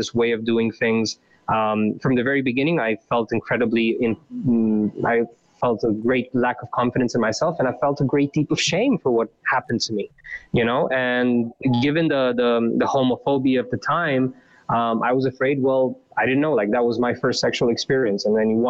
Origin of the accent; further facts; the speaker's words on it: Bârlad, Vaslui County, Romania; moved away; also born or lived in Bucharest; I was born in 88 in Romania, and in a small town called Bârlad, which is in the east, part